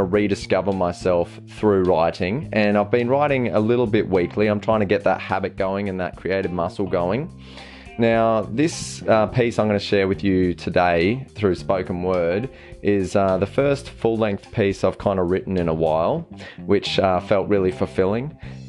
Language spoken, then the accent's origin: English; Australia; I'm a father and loving husband of a small family of four, and I'm from Australia. You might be able to tell with the accent there.